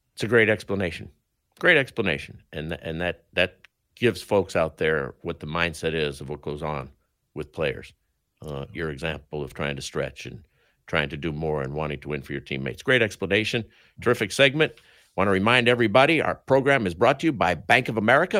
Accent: Denver, Colorado, United States; I grew up in Denver

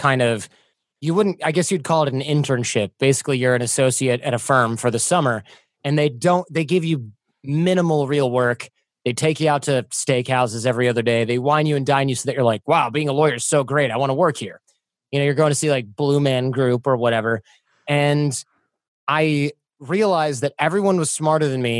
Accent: Michigan, United States; I grew up in Michigan

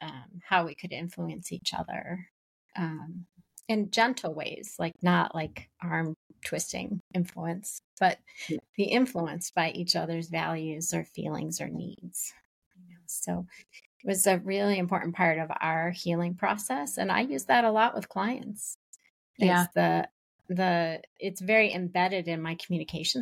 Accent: just outside of Boston, Massachusetts, United States; we grew up just outside of Boston, but in different eras

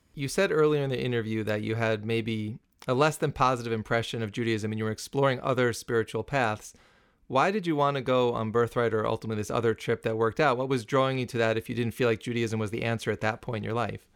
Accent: New City, New York, United States; I grew up in New City, which was, like, steps away from Muncie

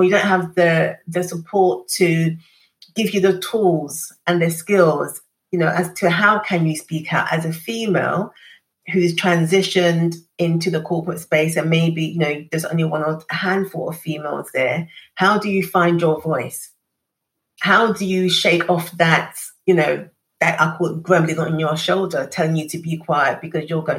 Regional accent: London, United Kingdom; growing up in East London on a council estate

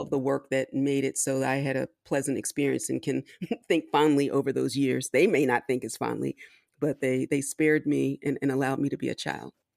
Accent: Philadelphia, Pennsylvania, United States; also born or lived in Washington, D.C.; I was technically born in D C, but I grew up in Philadelphia, Pennsylvania

